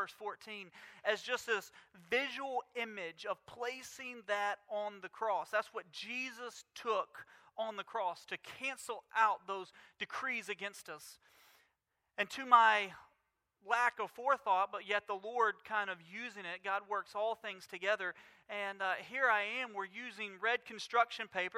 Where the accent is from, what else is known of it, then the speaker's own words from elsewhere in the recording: Mobile, Alabama, United States; we grew up in Mobile